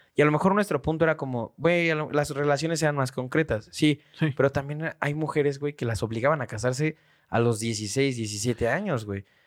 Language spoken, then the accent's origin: Spanish; Mexico; Siempre he recibido educación en México